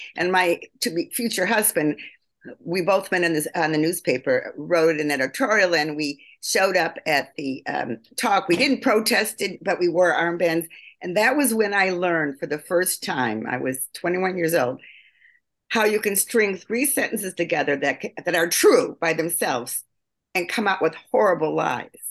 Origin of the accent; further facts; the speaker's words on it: Elgin, Illinois, United States; I grew up in Elgin, Illinois